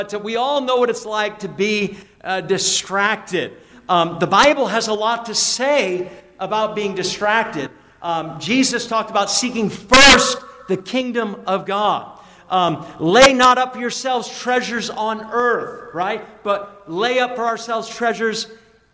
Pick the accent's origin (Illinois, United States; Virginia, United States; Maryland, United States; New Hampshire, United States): New Hampshire, United States; when I was in high school growing up in New Hampshire